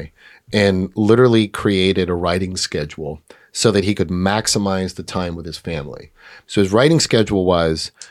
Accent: New York City, New York, United States; I was born in New York City

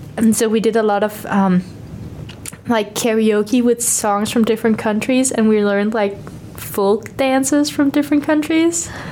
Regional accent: Copenhagen, Capital Region of Denmark, Denmark; first language Danish; English is a second language; also born or lived in Aarhus; I say that I'm from Copenhagen, but I'm actually from a little bit outside of Copenhagen, like the municipality of Copenhagen

